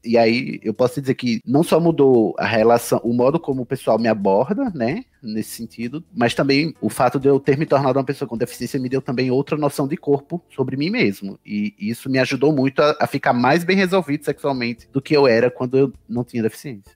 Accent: Campina Grande, Paraíba, Brazil; moro na Paraíba, né? Sou de Campina Grande, paraibano.

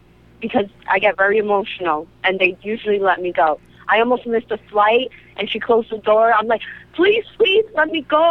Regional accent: New York City, New York, United States; Yeah, I'm from the Bronx.

